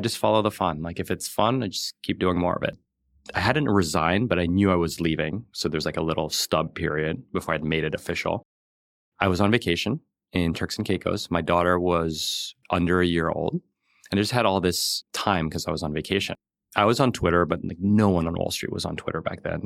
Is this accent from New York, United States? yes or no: yes; New York City, New York, United States; I grew up in New York City and we were like lower middle class.